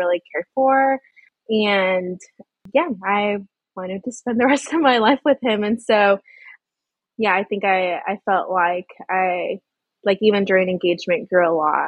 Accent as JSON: {"language": "English", "area": "Rio Grande Valley", "region": "South Texas", "country": "United States", "tie": "born or raised there", "said": "I was raised in South Texas in the Rio Grande Valley"}